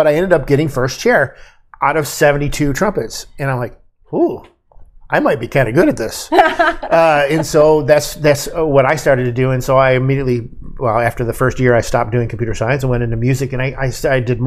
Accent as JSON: {"language": "English", "region": "Michigan", "country": "United States", "tie": "born or raised there", "also_born_or_lived": "Ohio", "said": "I was born in Ohio, went to Michigan, and when I lived in Michigan"}